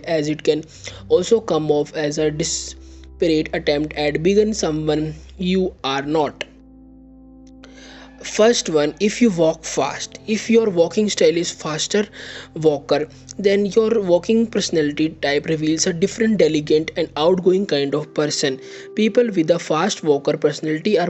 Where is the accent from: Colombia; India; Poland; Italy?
India; I am from India